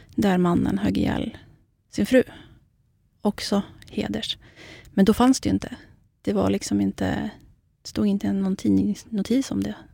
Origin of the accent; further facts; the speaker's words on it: Iraqi Kurdistan, Kurdistan Region, Iraq; now in Sweden; Jag är ju själv kurd, mm. så att jag kommer ju från den irakiska delen